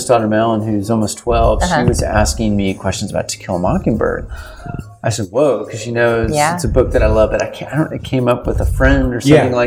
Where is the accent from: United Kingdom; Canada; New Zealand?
Canada; as a Canadian